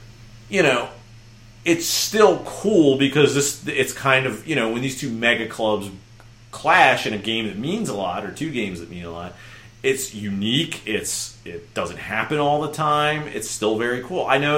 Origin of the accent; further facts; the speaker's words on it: Baltimore, Maryland, United States; I'm from Baltimore. I'm a big fan of Baltimore sports teams